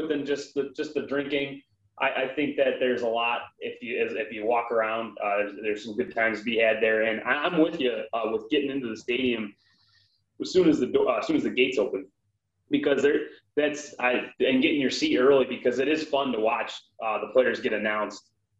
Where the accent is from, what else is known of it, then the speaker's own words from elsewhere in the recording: Buffalo area, New York, United States; being from this area